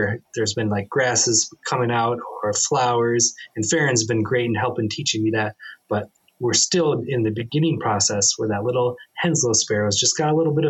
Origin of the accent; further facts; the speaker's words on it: United States; also born or lived in Lower Brule Tribe, South Dakota; now in Shakopee, United States; I grew up in the Dakotas, so North and South Dakota